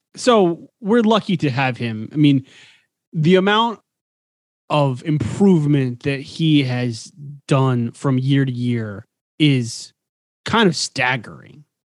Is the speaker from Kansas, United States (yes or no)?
yes; Garden City, Kansas, United States; I grew up in Garden City, Kansas, Western Kansas